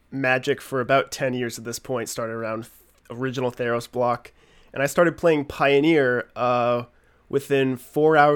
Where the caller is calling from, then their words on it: New England, United States; and I am coming from New England.